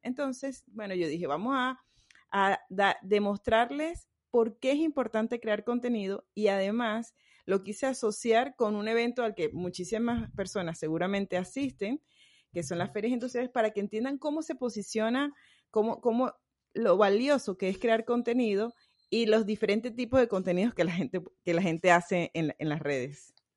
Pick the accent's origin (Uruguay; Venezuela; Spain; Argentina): Venezuela; now in Riviera Maya, Mexico; yo soy venezolana